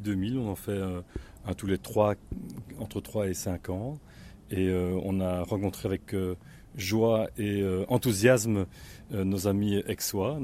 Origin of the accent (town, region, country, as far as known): Belgium